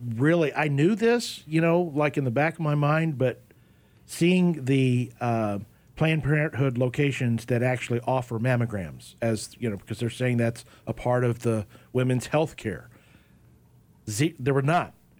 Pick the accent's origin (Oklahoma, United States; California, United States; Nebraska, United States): Oklahoma, United States; myself growing up in Oklahoma